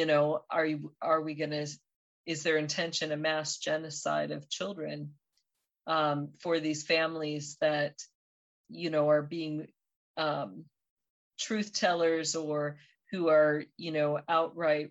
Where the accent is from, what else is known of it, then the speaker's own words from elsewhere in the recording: United States; as American citizens